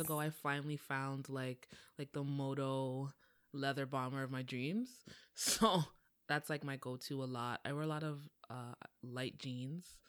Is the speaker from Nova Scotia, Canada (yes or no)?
no; Toronto, Ontario, Canada; I'm from Toronto.